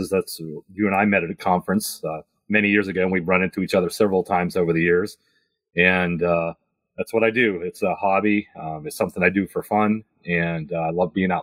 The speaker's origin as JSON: {"language": "English", "region": "Pennsylvania", "country": "United States", "said": "in Pennsylvania, my home state here"}